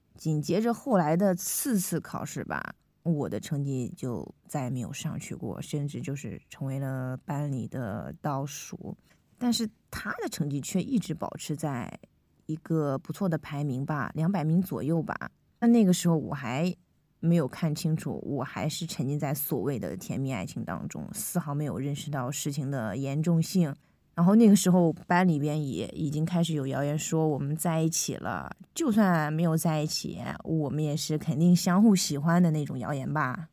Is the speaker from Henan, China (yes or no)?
yes; Henan, China; 因为我们是河南的高中生